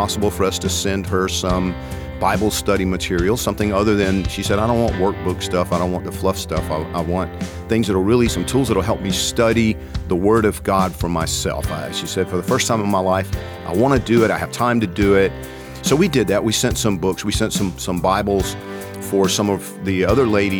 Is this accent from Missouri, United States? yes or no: no; Georgia, United States; I'm from Georgia